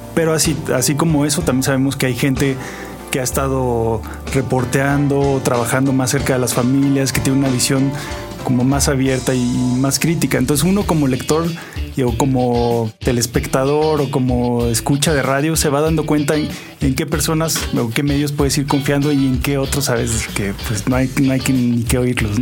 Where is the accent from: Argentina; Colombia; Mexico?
Mexico; Zacatecas; now in Oaxaca, Mexico; Yo soy de Zacatecas, que es un una ciudad muy pequeña. El resto de mi vida la he vivido en Oaxaca.